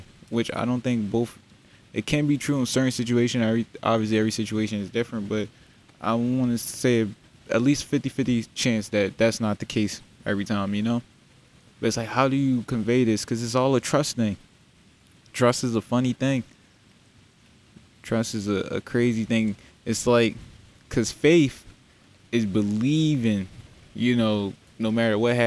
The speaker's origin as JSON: {"language": "English", "town": "Philadelphia", "region": "Pennsylvania", "country": "United States", "tie": "born or raised there", "also_born_or_lived": "Darby, Pennsylvania", "said": "I'm from Darby Borough, Southwest Philly. Grew up in both those areas"}